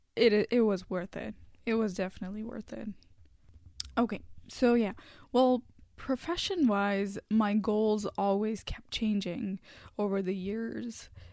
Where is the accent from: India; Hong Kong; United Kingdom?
India; first language Hindi; English is a second language; moved away as an adult; now in Canada; in my home country, in India